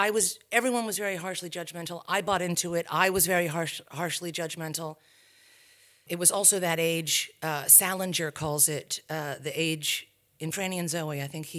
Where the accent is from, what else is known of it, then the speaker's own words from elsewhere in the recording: New England, United States; born there; I come from a tribe of academics. I was born in New England, in a small New England, very bucolic, beautiful New England town, prep school.